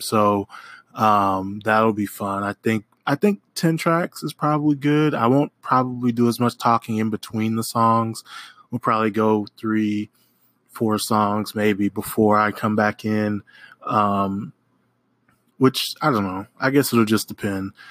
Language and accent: English; Oklahoma, United States; moved away as an adult; now in New Orleans, United States; I am from Oklahoma. Uh, I live in New Orleans currently